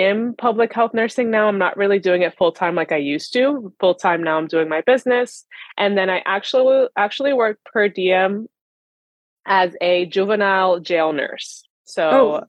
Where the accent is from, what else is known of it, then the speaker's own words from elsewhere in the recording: Long Island, New York, United States; I am from Long Island, New York.